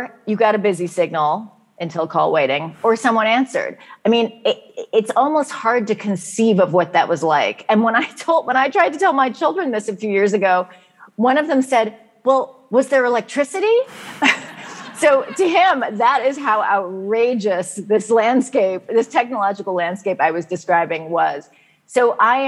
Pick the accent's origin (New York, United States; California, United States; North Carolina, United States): California, United States; San Francisco; growing up in San Francisco in the 1970s